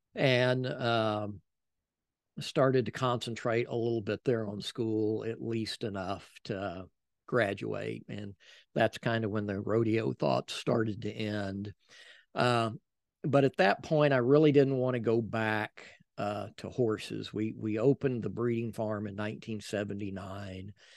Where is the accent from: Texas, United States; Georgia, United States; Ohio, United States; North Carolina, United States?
Texas, United States; San Antonio; also born or lived in Helotes; we lived, we grew up in San Antonio in Castle Hills